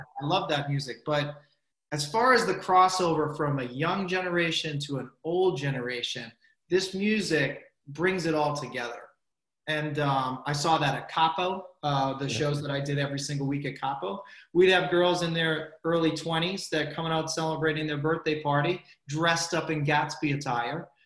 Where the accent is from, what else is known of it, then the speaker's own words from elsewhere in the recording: Medford, Massachusetts, United States; I'm from Medford